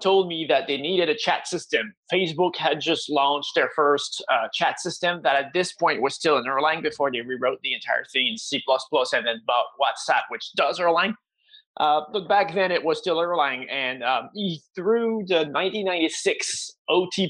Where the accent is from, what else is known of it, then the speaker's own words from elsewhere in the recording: Quebec, Canada; I'm from Quebec, Canada, and I've been based here my entire life